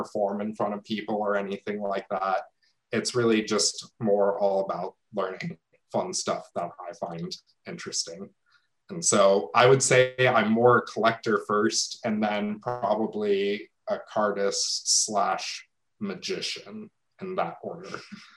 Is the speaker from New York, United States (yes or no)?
no; Los Angeles, California, United States; moved away; I grew up in the San Fernando Valley